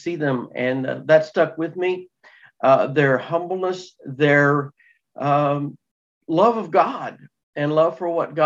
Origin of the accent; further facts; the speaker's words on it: Texas, United States; moved away; I'm originally from Texas, so I told them that's where I came from.